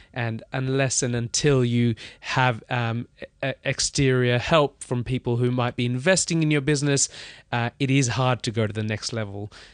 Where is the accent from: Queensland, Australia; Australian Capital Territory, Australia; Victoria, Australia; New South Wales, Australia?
Victoria, Australia; Melbourne; moved away as an adult; also born or lived in India / Webuye, Kenya; now in London, United Kingdom; I grew up in Australia. Uh, long story, uh, but I was born in India. Um, when I was about two, two years old, we moved to Kenya